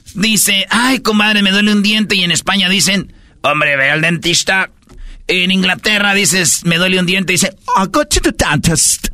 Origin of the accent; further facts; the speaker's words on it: Mexico; Somos México